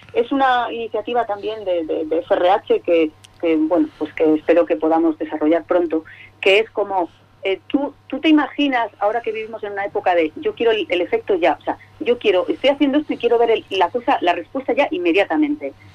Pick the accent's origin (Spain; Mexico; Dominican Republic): Spain; Cantabria; como buena cántabra